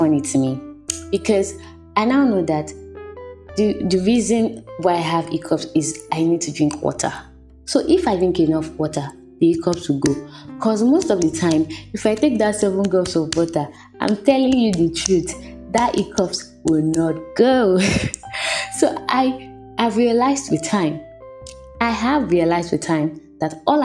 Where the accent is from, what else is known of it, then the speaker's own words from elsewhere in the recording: Nigeria; growing up in Nigeria as a child